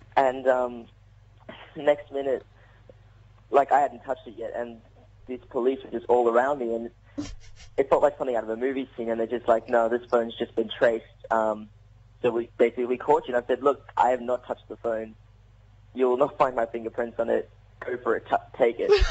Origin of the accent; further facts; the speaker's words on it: South Africa; I'm South African